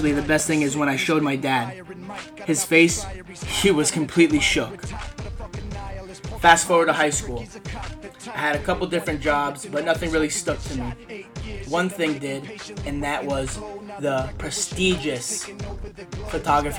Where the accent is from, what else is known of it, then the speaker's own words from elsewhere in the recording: Coral Springs, Florida, United States; I was born in Coral Springs, Florida